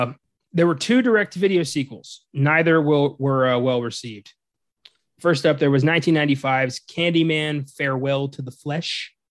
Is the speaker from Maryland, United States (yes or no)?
yes; Cascade, Maryland, United States; now in Texas, United States; I'm from Cascade, Maryland, folks.